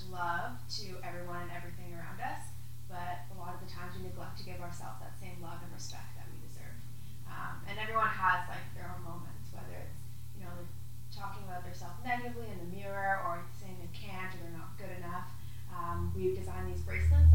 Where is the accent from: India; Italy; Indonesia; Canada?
Canada; Toronto, Ontario; I'm originally from Toronto, and you know, when I was 18, I decided to move out